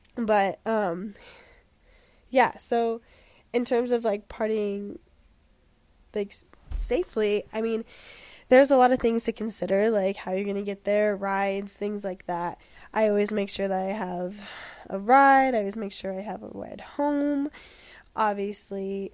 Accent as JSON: {"language": "English", "town": "Denver", "region": "Colorado", "country": "United States", "lives_now": "Boulder, United States", "said": "I'm from Denver"}